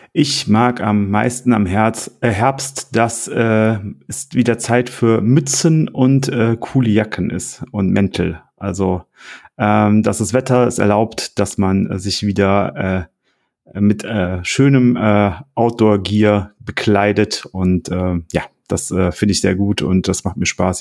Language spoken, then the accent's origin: German; Oberbergisches Land, North Rhine-Westphalia, Germany; als Oberberger